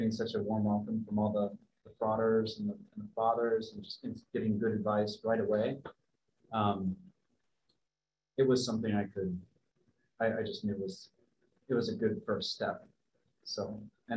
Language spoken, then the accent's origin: English; Ridgefield, Connecticut, United States; I'm from Ridgefield, Connecticut